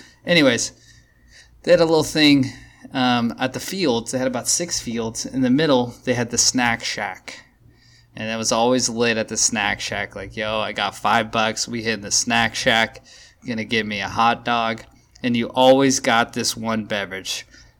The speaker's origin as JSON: {"language": "English", "town": "Modesto", "region": "California", "country": "United States", "said": "When I was a young gun, I played a lot of Pop Warner baseball. All right. I'm from Modesto."}